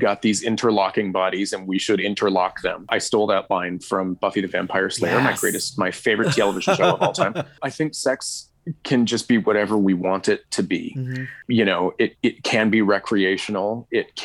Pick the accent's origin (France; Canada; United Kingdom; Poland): Canada; Atlantic Canada; also born or lived in Moncton, New Brunswick; I grew up in Atlantic Canada